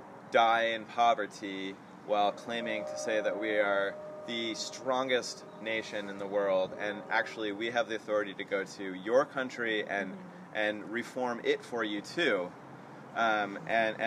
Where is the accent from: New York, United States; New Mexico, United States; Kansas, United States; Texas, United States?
New Mexico, United States; I'm from New Mexico, and I was raised on reservations